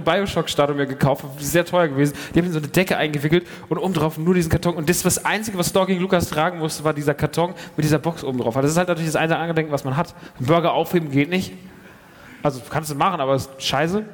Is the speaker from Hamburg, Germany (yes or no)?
no; near Frankfurt, Hesse, Germany; moved away; ich komme ja ursprünglich aus der Nähe von Frankfurt, nicht aus Frankfurt